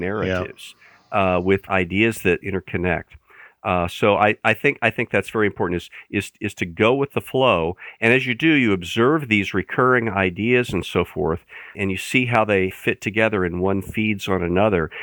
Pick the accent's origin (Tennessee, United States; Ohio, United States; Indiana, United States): Indiana, United States; Fishers; I grew up in central Indiana, in the Indianapolis area. If you're from Indianapolis, I was specifically from Fishers.